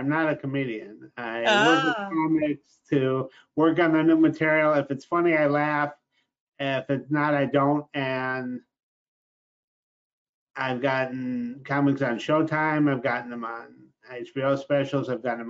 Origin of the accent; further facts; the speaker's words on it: Rochester, New York, United States; also born or lived in Los Angeles; I started my poetry career in Los Angeles, but I'm originally from Rochester, New York, Kodak Country, the land of Susan B. Anthony and Frederick Douglass.